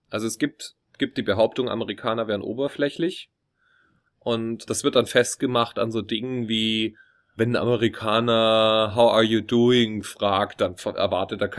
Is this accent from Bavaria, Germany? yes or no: yes; Munich, Bavaria, Germany; wenn ich dann sage Deutschland, dann fragt er mich, ähm, woher aus Deutschland? Dann sage ich, oh, südlicher Teil, Munich, Bavaria.